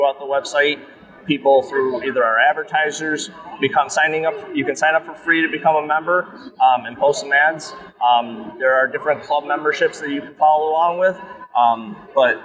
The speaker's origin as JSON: {"language": "English", "region": "Massachusetts", "country": "United States", "said": "I'm from Massachusetts."}